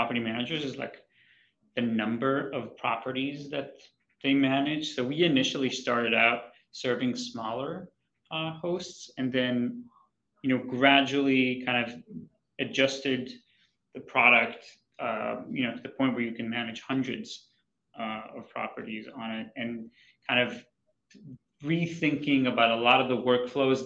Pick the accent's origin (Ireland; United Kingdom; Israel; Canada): Israel; moved away as an adult; also born or lived in New York City / Boston / Honolulu; So I'm from Israel